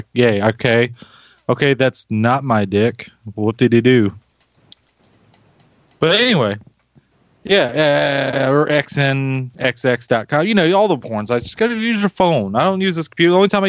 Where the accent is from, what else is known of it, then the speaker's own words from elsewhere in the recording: North Carolina, United States; I'm from North Carolina.